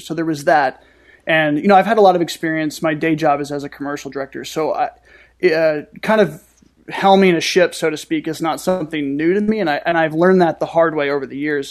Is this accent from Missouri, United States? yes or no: yes; St. Louis, Missouri, United States; my hometown